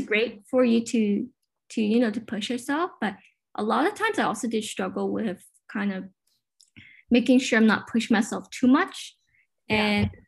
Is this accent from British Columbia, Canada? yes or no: yes; Richmond, British Columbia, Canada; I was born and raised in Richmond, BC, but my parents immigrated from Hong Kong